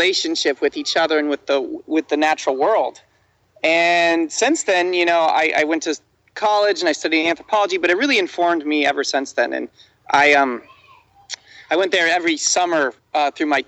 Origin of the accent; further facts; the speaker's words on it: Midwest, United States; I grew up in the Midwest